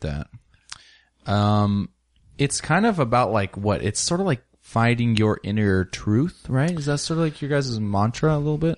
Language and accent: English; Ellensburg, Washington, United States; I was raised in Ellensburg, Washington, small town